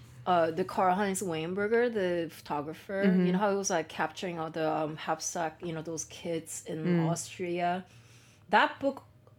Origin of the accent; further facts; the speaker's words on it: Tokyo, Japan; English is a second language; you know, I'm from Tokyo, but not just like Tokyo in a general sense. I live in like one of the busiest part of Tokyo.